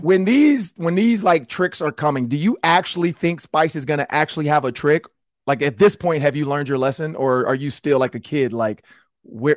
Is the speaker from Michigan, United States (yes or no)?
yes; Detroit, Michigan, United States; I'm from Detroit